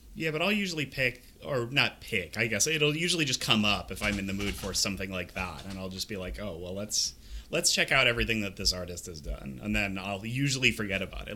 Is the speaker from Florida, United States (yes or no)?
yes; Florida, United States; I was born in Florida